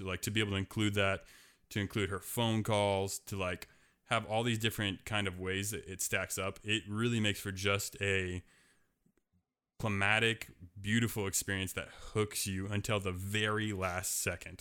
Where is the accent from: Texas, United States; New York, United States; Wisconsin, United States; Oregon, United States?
Oregon, United States; Portland; my hometown is Portland, Oregon